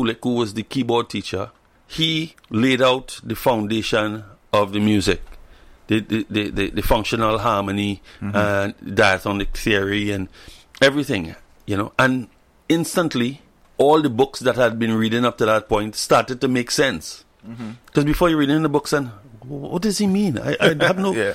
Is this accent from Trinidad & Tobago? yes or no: yes; Trinidad & Tobago; I'm from Trinidad and Tobago, and we play calypso